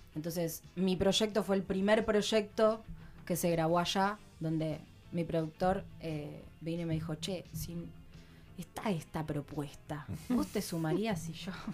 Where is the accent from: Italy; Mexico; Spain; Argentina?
Argentina; Mar del Plata, Buenos Aires Province; moved away as an adult; now in Lago Puelo, Argentina; soy de Mar del Plata.